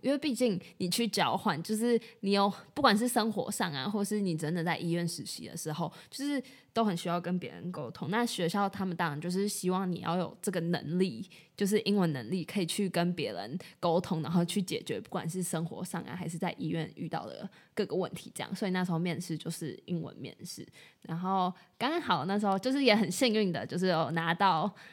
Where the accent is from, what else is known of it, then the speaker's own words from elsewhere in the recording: Taiwan; 我们从小就在台湾长大